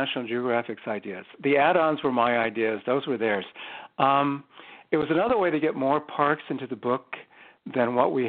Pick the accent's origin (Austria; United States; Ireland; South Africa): United States; California; And growing up in Southern California, we had, I remember, a long road trip up the Pacific Coast to national parks